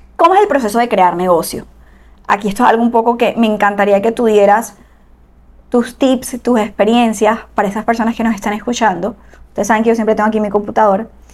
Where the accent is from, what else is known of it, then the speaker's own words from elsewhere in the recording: Barranquilla, Atlántico, Colombia; somos de Barranquilla, Colombia.